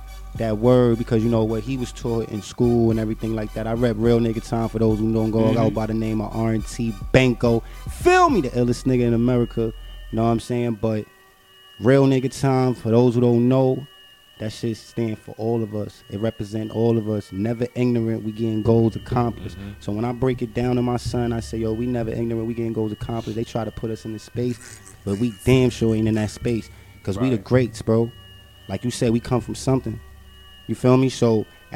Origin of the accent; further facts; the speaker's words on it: New York City, New York, United States; I'm from Brooklyn